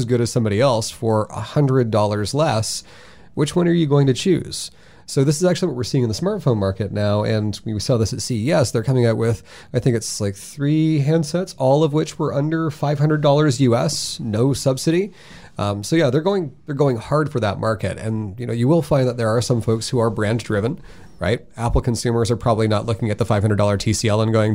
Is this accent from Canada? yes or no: yes; Waterloo, Ontario, Canada; I grew up in Waterloo.